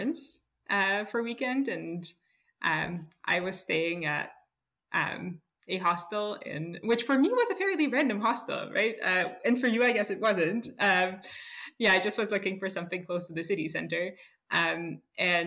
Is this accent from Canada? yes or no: no; Kazan, Tatarstan, Russia; moved away as an adult; also born or lived in Minnesota, United States; now in Saarbrücken, Germany; I'm originally from Russia, from Kazan.